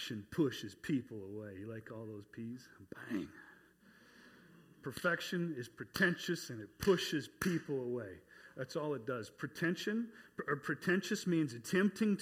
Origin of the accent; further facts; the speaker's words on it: North Dakota, United States; moved away as an adult; also born or lived in North Carolina; I was from North Dakota